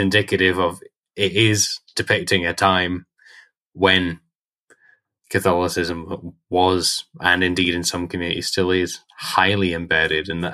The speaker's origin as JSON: {"language": "English", "region": "Northern Ireland", "country": "United Kingdom", "tie": "born or raised there", "said": "when I was growing up in Northern Ireland"}